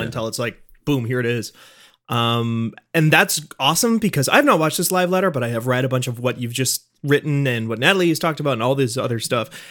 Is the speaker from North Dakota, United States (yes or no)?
yes; North Dakota, United States; I've never moved out of, um, North Dakota p, per, in any kind of permanent fashion